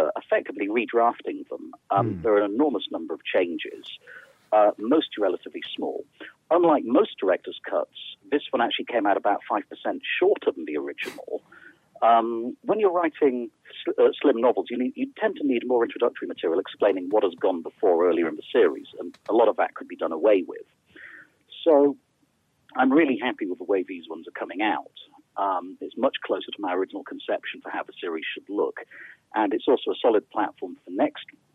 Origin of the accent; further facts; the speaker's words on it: United Kingdom; I'm a British author